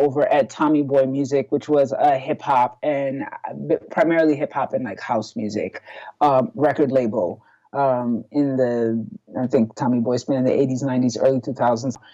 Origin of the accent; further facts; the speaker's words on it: New York City, New York, United States; also born or lived in Haiti; So I am born in Brooklyn, New York, and then partially raised from an immigrant family. My family's from Haiti.